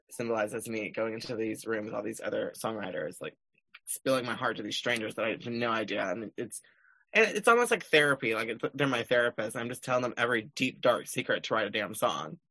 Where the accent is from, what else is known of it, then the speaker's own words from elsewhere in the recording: Chambers County, Texas, United States; moved away as an adult; now in Nashville, United States; seven seven six six five, which is my hometown zip code